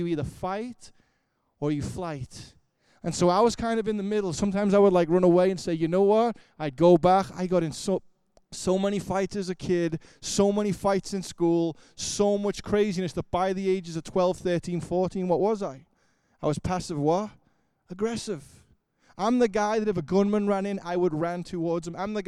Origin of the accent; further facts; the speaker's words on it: Liverpool, North West England, United Kingdom; moved away; I grew up in Liverpool, England.